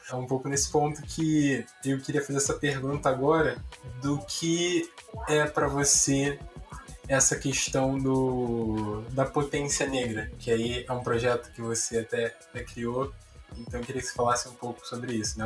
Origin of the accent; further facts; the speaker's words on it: São João de Meriti, Rio de Janeiro, Brazil; now in Rio de Janeiro, Brazil; vou aqui morando no Rio de Janeiro, vou aqui para São João de Meriti, que é onde eu nasci